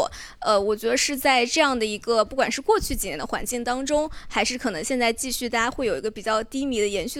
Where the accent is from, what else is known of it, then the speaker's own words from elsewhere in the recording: Fujian, China; also born or lived in Beijing / Shanghai; 的家乡也算是大家人非常宜居的地方，我是福建人，呃，然后北京大概我待了有三年三四年吧，然后在上海也是两三年